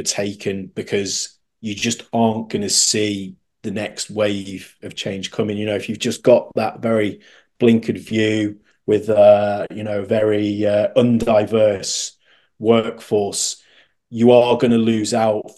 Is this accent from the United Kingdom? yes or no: yes; United Kingdom; as a Brit